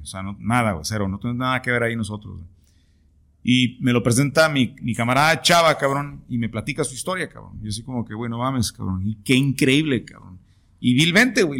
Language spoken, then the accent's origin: Spanish; Tijuana, Baja California, Mexico; todos los que somos de Tijuana